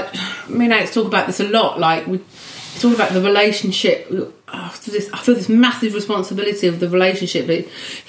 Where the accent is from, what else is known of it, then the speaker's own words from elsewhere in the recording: Swanley, South East England, United Kingdom; In Kent. {S8} Yeah. {S3} Delightful Swanley. Which then we moved to a village called Longfield when I was a teenager.